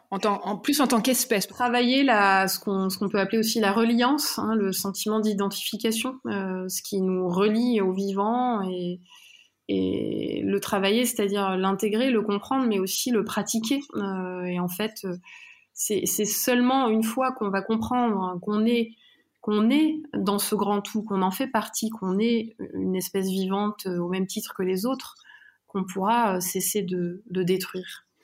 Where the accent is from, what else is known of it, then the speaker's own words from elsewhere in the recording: Drôme, Auvergne-Rhône-Alpes, France; j'ai grandi dans la Drôme, euh, alors au pied d'une montagne aussi, le Vercors